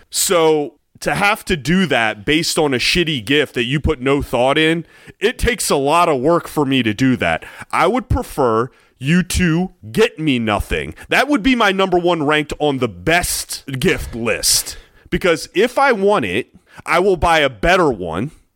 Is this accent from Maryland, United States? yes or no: yes; Maryland, United States; I was from Maryland